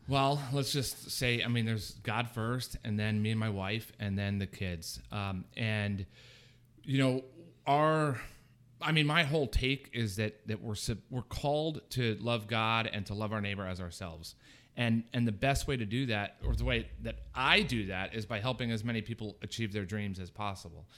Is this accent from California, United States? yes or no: no; Fort Myers, Florida, United States; also born or lived in New Jersey; now in Pasco County, United States; grew up in Fort Myers and then moved up here to Pasco County later in life.